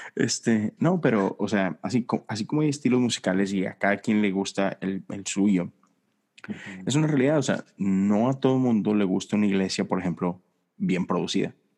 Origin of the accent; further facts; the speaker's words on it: Monterrey, Nuevo León, Mexico; now in Houston, United States; nosotros que venimos de Monterrey